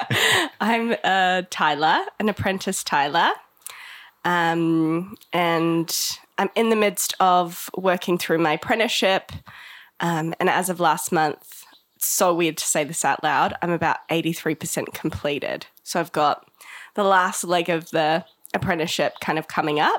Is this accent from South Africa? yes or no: yes; Johannesburg, Gauteng, South Africa; now in Gisborne, New Zealand; I grew up in South Africa in Johannesburg in the 90s post-apartheid.